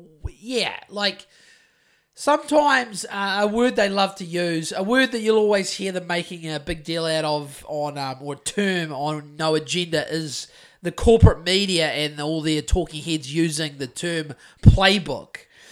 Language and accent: English; New Zealand; I've got to say that correctly because I'm from New Zealand